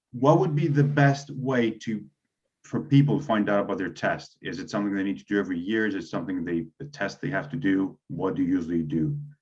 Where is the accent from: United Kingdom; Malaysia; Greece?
Greece; being Greek